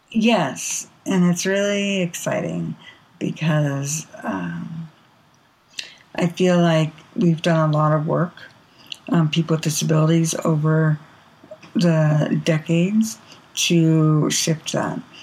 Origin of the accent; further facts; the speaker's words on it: Bay Area, California, United States; I grew up in the Bay Area